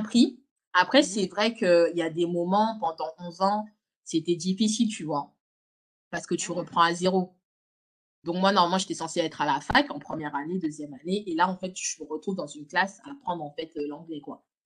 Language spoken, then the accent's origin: French; Lyon, Auvergne-Rhône-Alpes, France; moved away as an adult; also born or lived in Villeurbanne; now in London, United Kingdom; je suis née à Lyon. j'ai grandi à Lyon.